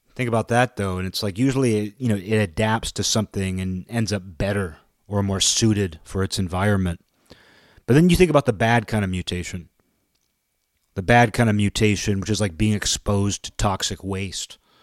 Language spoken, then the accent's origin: English; United States; being an American